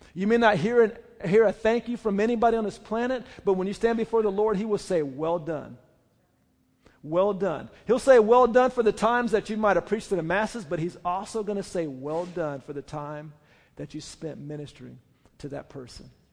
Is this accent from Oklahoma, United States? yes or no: yes; Oklahoma, United States; I say, "Oklahoma."